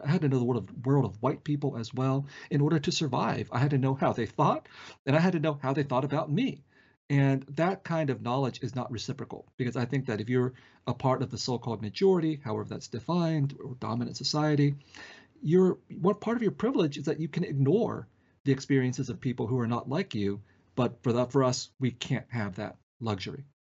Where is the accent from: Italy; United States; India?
United States; San Jose, California; born or raised there; also born or lived in Vietnam